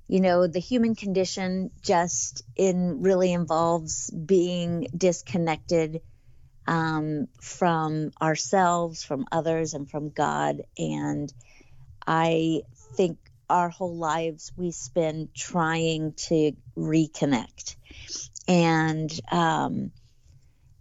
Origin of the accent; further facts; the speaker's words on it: the South, United States; now in Tennessee, United States; I am a Southerner